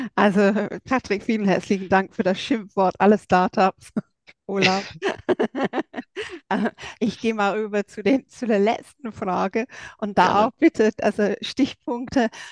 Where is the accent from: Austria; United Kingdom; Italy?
United Kingdom; England; German is a second language; now in Germany; für mich als Engländerin